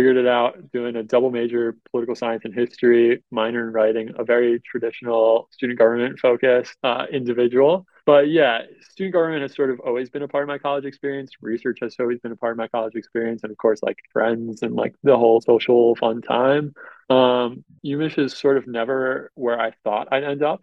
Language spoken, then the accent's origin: English; Long Island, New York, United States; moved away as an adult; now in Ann Arbor, United States; I'm from Long Island. So about an hour outside of New York City